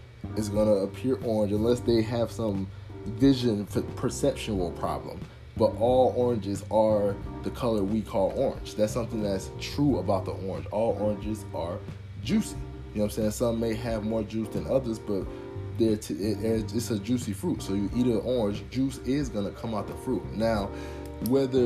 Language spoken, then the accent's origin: English; United States; born and raised in America